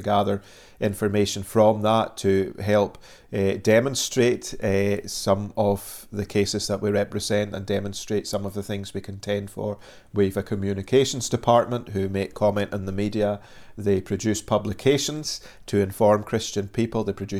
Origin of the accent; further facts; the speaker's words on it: Dundee, Scotland, United Kingdom; moved away as an adult; now in Northern Ireland, United Kingdom; if people are wondering about the accent, originally I come from Dundee on the east coast of Scotland.